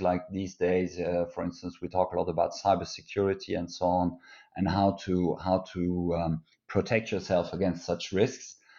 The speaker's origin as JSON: {"language": "English", "country": "Luxembourg", "tie": "born or raised there", "also_born_or_lived": "France / Germany (origin)", "moved": "as an adult", "said": "German origin, but I grew up in Luxembourg, and I am, uh, Luxembourger since my eighteenth birthday"}